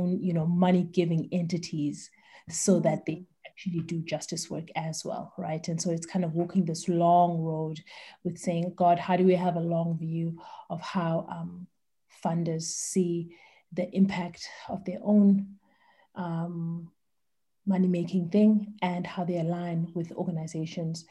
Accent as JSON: {"language": "English", "town": "East London", "region": "Eastern Cape", "country": "South Africa", "tie": "born or raised there", "moved": "yes", "lives_now": "Cape Town, South Africa", "said": "I was born in East London. I live in Cape Town with my beautiful family"}